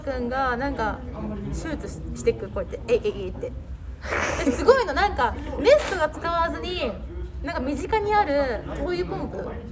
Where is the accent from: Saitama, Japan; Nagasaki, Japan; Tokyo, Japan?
Saitama, Japan; Kawagoe; うちの地元川越